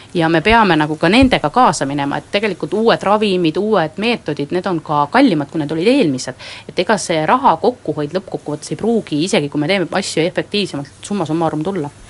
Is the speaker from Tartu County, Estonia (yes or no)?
no; Võru County, Estonia; minu kodukandist Võrumaast